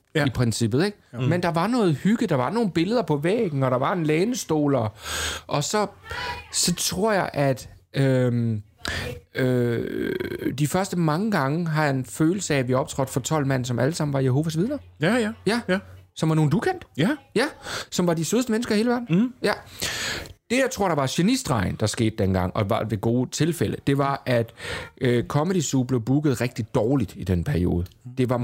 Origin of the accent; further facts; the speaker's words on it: Southern Jutland, Southern Denmark, Denmark; moved away; also born or lived in Copenhagen; jeg var sønderjyde